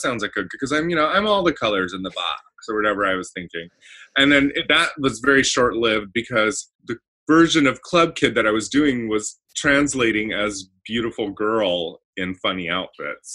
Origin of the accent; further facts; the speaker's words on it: Baldwin Park, California, United States; also born or lived in Indonesia; mostly I grew up here in Southern California. I was born in Baldwin Park, California